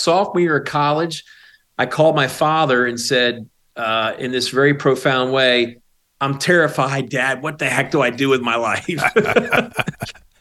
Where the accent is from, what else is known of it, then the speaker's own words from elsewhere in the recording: Baltimore, Maryland, United States; moved away as an adult; now in Roanoke, United States; I grew up in Baltimore, Maryland